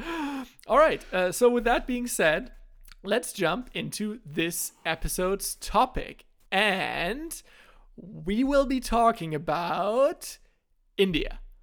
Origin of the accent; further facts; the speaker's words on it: Germany; I had here in Germany